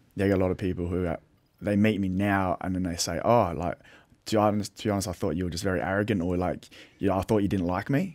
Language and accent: English; Adelaide, South Australia, Australia; I'm from Little Adelaide